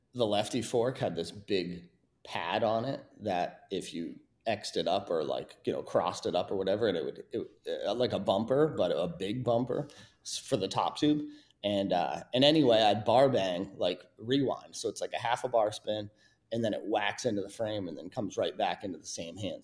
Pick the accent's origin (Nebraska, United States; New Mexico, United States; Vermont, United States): Vermont, United States; Mount Snow; my hometown in, you know, right there in Mount Snow, Vermont